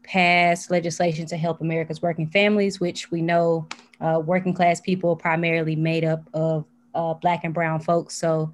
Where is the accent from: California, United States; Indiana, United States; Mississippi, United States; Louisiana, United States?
Mississippi, United States; Pascagoula; moved away as an adult; now in Washington, D.C., United States; my upbringing on the Gold Coast. I was raised primarily by my mother and my grandmother.